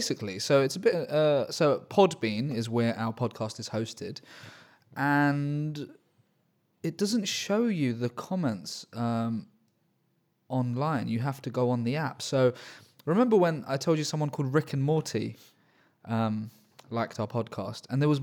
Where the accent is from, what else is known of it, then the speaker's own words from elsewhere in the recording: Australia; born there; since I was born in Australia, but had my bloody accent beaten out of me age 11